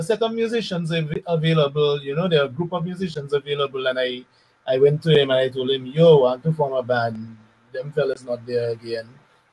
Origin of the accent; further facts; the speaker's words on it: Dominica; also born or lived in Barbados; I came back to Dominica from Barbados